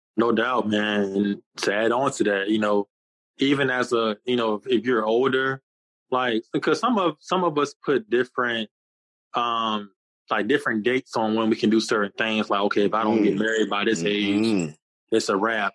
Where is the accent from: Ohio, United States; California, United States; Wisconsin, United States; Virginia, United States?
Virginia, United States; Newport News; also born or lived in Hampton, Virginia; born in Hampton, Virginia, raised in Newport News, and I currently live in Hampton now.